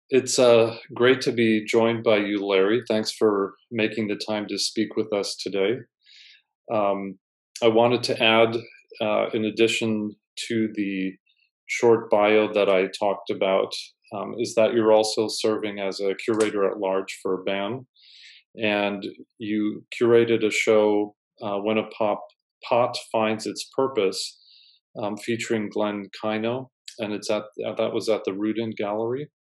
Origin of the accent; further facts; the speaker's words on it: Vienna, Austria; now in New York, United States; growing up in Vienna, I had the privilege to meet lots of artists